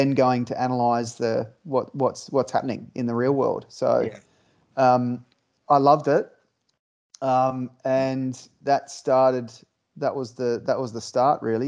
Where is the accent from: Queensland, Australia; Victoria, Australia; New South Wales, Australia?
Queensland, Australia; I grew up in Queensland on the coast